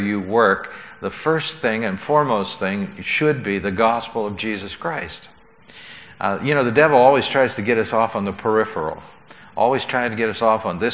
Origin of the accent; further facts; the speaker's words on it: United States; we were there as American tourists